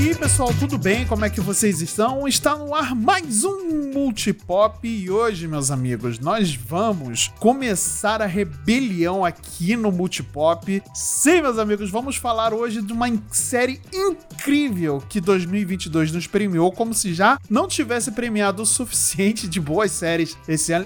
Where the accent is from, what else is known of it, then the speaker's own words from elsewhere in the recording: Brazil; como bons brasileiros que somos